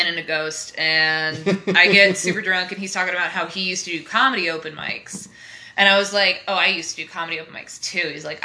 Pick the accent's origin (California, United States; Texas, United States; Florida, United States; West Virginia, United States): Texas, United States; moved away as an adult; also born or lived in Arkansas; now in Los Angeles, United States; I grew up in Texas